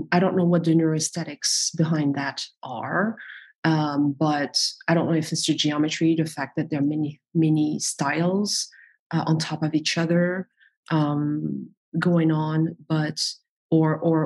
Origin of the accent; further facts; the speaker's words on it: Paris, Île-de-France, France; I was born in Paris. I'm French.